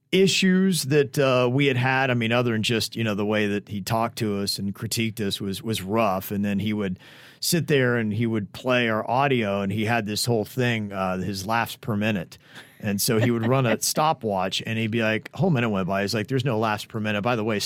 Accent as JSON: {"language": "English", "region": "Florida", "country": "United States", "tie": "born or raised there", "lives_now": "Atlanta, United States", "said": "Even though I was born and raised in South Florida, it never felt like home to me, and Atlanta changed my life."}